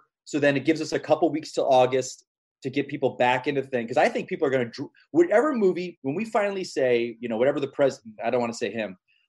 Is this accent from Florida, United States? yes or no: yes; Florida, United States; where I grew up, Florida, and I just think they're a bunch of idiots.